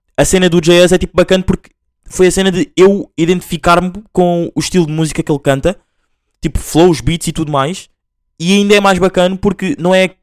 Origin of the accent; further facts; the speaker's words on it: Angola; moved away; eu sou mesmo full angolano, tipo, nasci lá